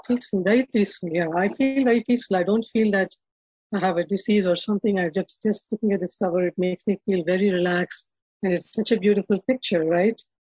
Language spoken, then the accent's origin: English; Hyderabad, Telangana, India; now in Atlanta, United States; I was born and brought up in India, uh, in a in a Brahmin family